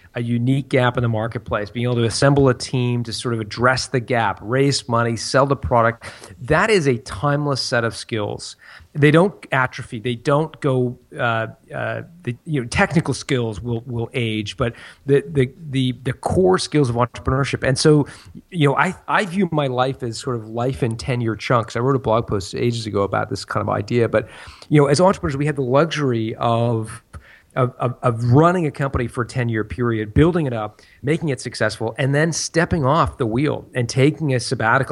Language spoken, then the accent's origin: English; Canada; moved away as an adult; also born or lived in France; We're, we're from Canada